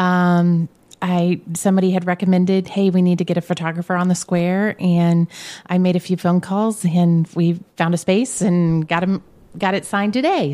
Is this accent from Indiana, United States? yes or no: yes; Brownsburg, Indiana, United States; also born or lived in Danville, Indiana; Grew up in Brownsburg